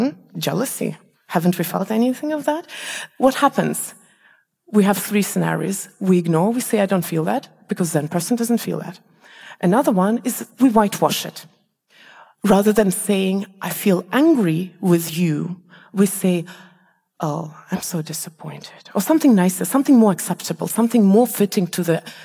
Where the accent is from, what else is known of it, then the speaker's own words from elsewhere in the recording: Malaysia; moved away; also born or lived in Estonia; I come from Malaysia, we don't have seasons there. And I remember when I lived in Estonia